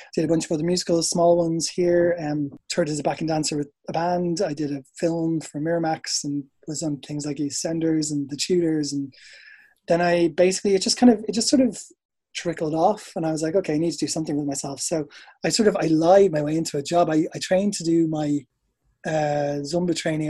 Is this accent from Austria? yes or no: no; Dublin, Leinster, Ireland; moved away as an adult; also born or lived in England; now in United Kingdom; So I'm from Ireland. You could probably tell that. Um, from Dublin. I moved over here in 2002